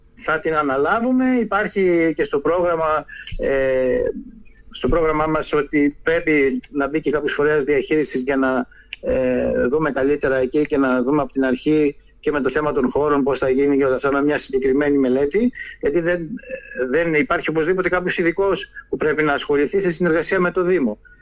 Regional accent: Lemnos, North Aegean, Greece; τον τόπο μου, το χωριό μου, το νησί μου

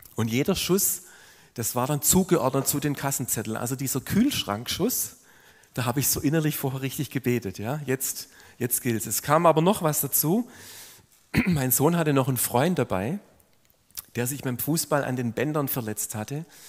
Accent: Swabia, Baden-Württemberg, Germany; wenn man als Schwabe so wahrgenommen wird

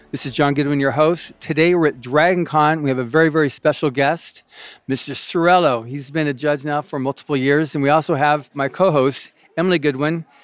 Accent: Buenos Aires, Argentina; moved away as an adult; I was born in Buenos Aires, Argentina

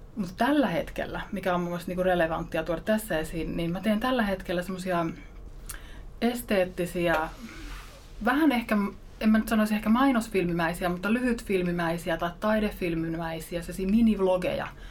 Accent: Ostrobothnia, Finland; Mä oon pohjalaisesta yrittäjäperheestä kotoisin.

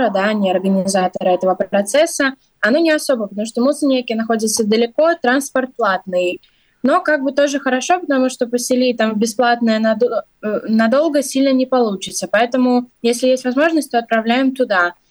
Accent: Ukraine; moved away as an adult; now in Latvia; Да, ну я, например, сама из Украины, тоже занимаюсь волонтерством, тоже приехала из-за войны.

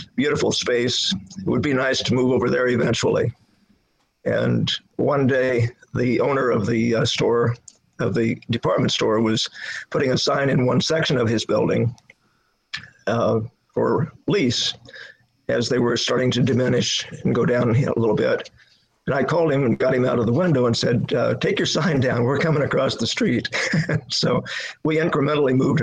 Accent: Illinois, United States; moved away as an adult; also born or lived in Missouri; now in Brattleboro, United States; I was born and raised in Illinois

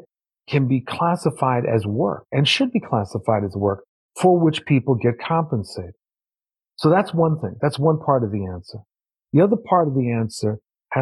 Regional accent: New York, United States; I'm from New York

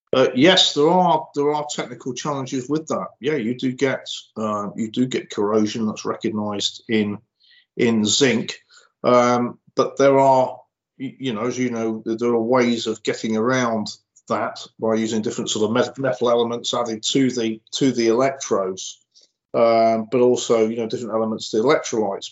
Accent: Cheshire, North West England, United Kingdom; I'm from Cheshire

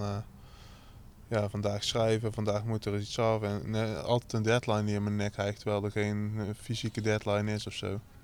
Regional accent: North Brabant, Netherlands; accent: Brabantse tongval; also born or lived in Rotterdam; now in Groede, Netherlands; ik heb daar 17 jaar uh, ben ik daar opgegroeid en mijn familie woont er nog

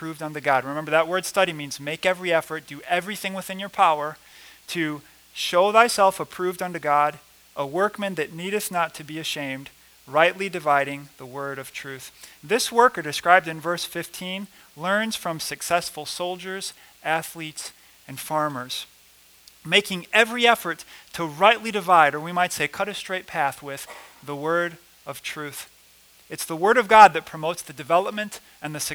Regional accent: Rockford, Illinois, United States; I'm from Rockford, Illinois. It's a big city in Illinois.

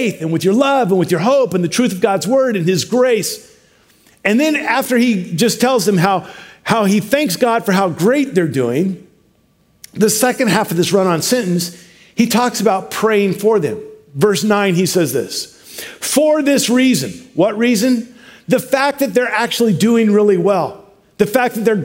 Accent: Washington, United States; we're from Washington

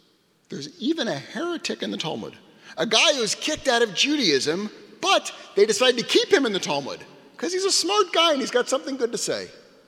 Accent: United States; I'm not an Israeli, I am an American.

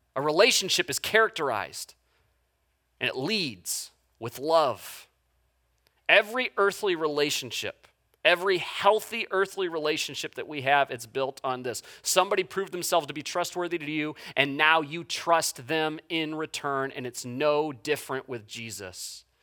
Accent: United States; an American human being

